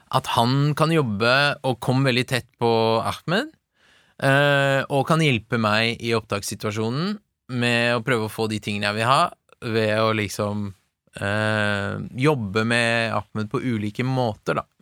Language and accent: Norwegian; Tønsberg, Vestfold, Norway; also born or lived in Tehran, Iran; jeg er jo oppvokst i et veldig sånn homogent, nesten homogent, hvitt miljø i Tønsberg